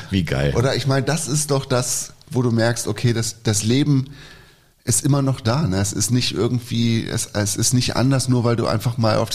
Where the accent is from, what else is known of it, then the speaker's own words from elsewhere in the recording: Cologne, North Rhine-Westphalia, Germany; Als gebürtiger Kölner